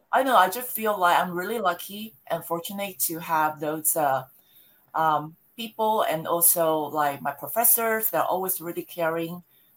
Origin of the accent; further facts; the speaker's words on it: Taiwan; moved away as an adult; also born or lived in Louisiana / Florida; now in United States; I born and raised in Taiwan. And then I came to the United States after I finished a college degree, which is in the international business.